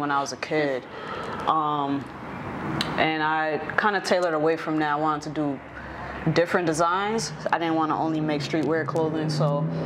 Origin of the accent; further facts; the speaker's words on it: New York area, Connecticut, United States; I am from Connecticut, New York area